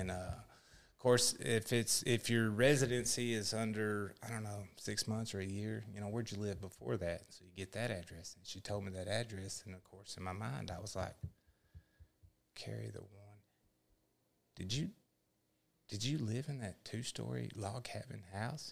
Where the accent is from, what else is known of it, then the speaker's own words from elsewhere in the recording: Texas, United States; I'm from Texas